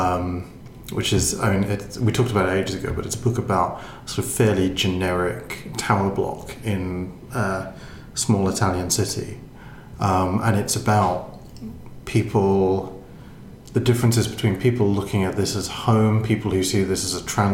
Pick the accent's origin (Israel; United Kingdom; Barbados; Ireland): Ireland; we are Irish